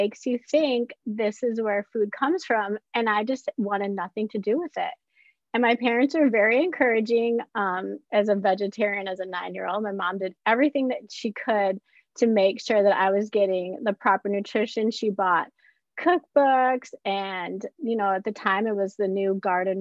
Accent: Midwest, United States; we grew up in the Midwest

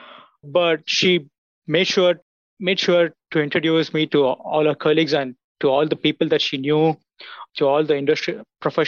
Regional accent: India; moved away as an adult; also born or lived in United States; now in Auburn, United States; I'm from India. I came to US in 2016 to pursue my graduate degree.

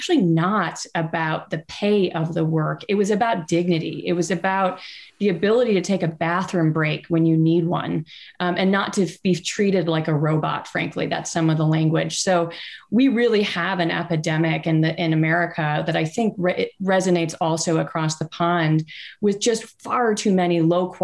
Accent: United States; as an American

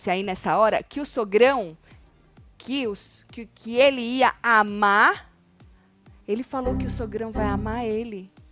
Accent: Jaú, São Paulo, Brazil; Tati, sou do interior de São Paulo, Jaú.

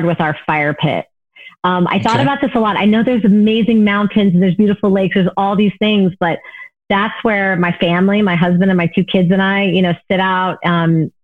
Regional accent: the South, United States; moved away; I grew up in the South, right, for part of my life

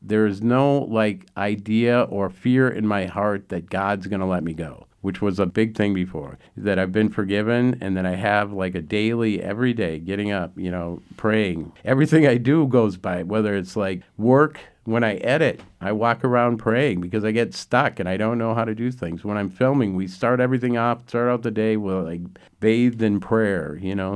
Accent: Minneapolis, Minnesota, United States; I was raised in South Minneapolis.

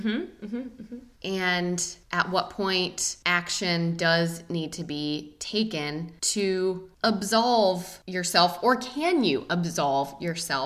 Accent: the South, United States; I grew up in the South.

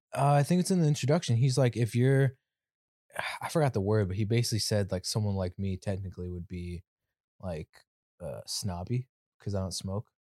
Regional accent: California, United States; I'm from Cali

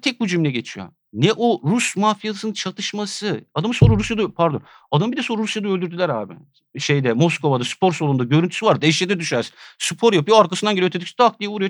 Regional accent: Edirne, Turkey; Ben Edirne'de büyüdüm yani. Küçücük bir kent burası.

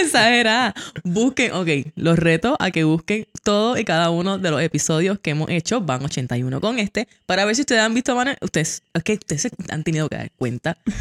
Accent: Puerto Rico; como buenos puertorriqueños

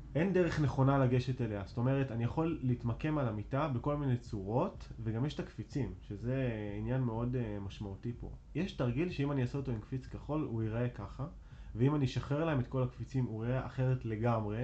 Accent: Arad, Southern District, Israel; moved away as an adult; also born or lived in Tel Aviv / Jerusalem; now in Rosh HaAyin, Israel; אני גר בראש העין, ובמקור אני בכלל מערד

